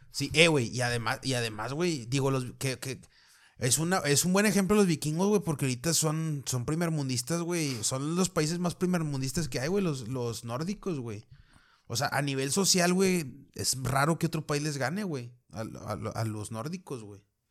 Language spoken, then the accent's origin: Spanish; Mexico; acá sí somos, somos muy malignos, güey, los mexicanos